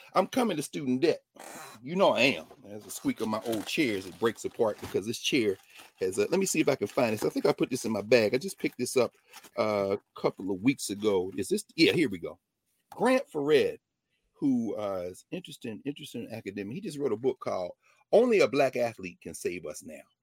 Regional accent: Nashville, Tennessee, United States; my hometown of Nashville

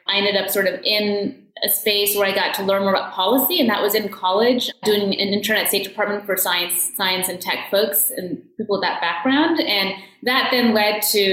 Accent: Maryland, United States; I grew up in Maryland

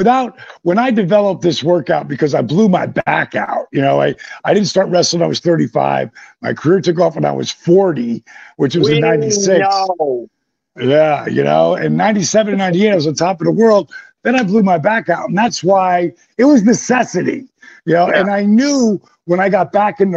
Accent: Jersey Shore, New Jersey, United States; I grew up on the Jersey Shore

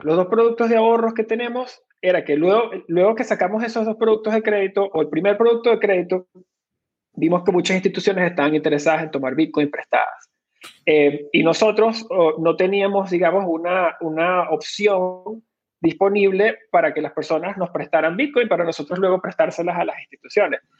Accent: Venezuela; moved away; soy originalmente de Venezuela, ahí fue donde nací y me crié

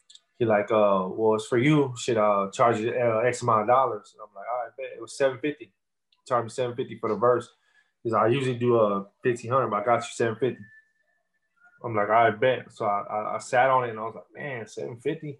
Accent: Corpus Christi, Texas, United States; But I'm from Texas, man. I'm born and raised Corpus Christi

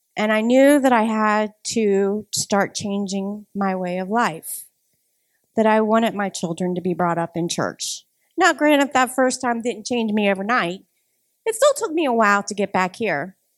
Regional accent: Ohio, United States; moved away as an adult; now in Madison, United States; I am originally from Ohio

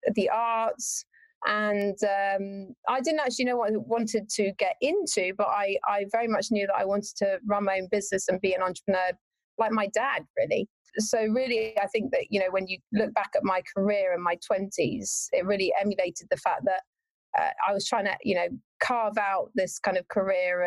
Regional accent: Warwickshire, West Midlands, United Kingdom; I'm actually from Warwickshire in the UK. So right in the middle of the UK, that's where I'm from. The furthest point from any beach. And yeah, grew up there

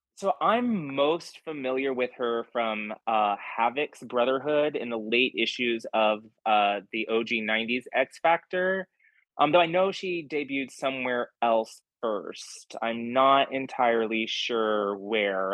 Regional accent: Texas, United States; I'm a Texan

